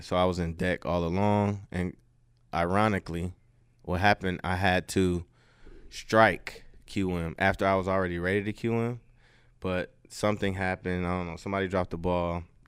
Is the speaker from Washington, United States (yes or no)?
no; Detroit, Michigan, United States; moved away as an adult; also born or lived in Louisiana / Houston, Texas; I'm from Detroit. So I grew up in a Detroit public school system